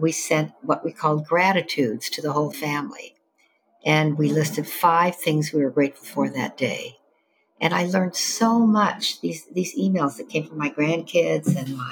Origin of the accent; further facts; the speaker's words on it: Evanston, Illinois, United States; I grew up in Evanston, Illinois, north of Chicago, the first suburb to the north